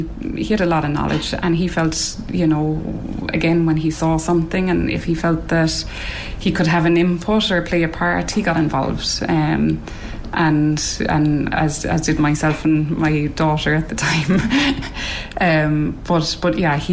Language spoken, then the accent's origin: English; Cork, Munster, Ireland; I'm from Cork.